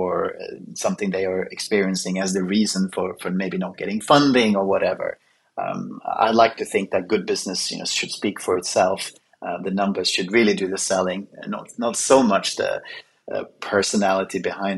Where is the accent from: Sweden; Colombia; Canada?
Sweden; moved away; I was born in Sweden